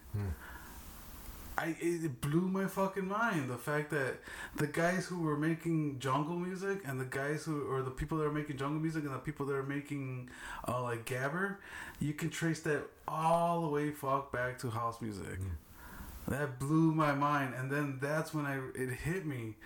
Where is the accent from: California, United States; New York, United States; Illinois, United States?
Illinois, United States; Chicago; I grew up in Little Village, but on in K Town side